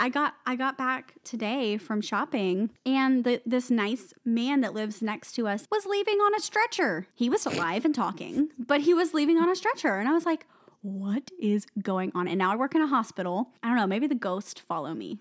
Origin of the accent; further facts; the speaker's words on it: the South, United States; I'm from the South